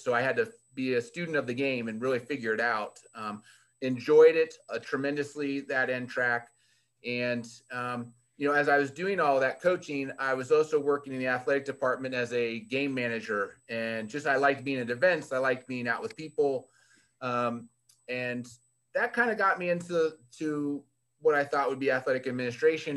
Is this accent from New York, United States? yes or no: no; Fairfax County, Virginia, United States; moved away; I was born and raised in Virginia, right outside of Washington, D.C., um, Fairfax County